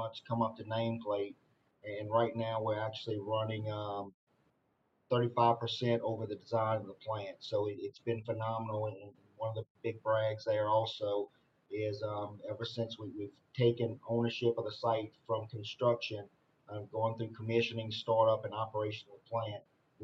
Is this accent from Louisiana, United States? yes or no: yes; South Louisiana, United States; moved away as an adult; now in Texas, United States; I was born and raised in South Louisiana